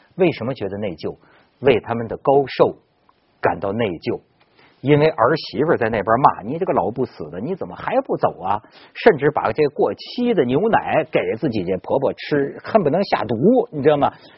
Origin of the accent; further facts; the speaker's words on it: Ningxiang, Hunan, China; moved away; 我老家是湖南的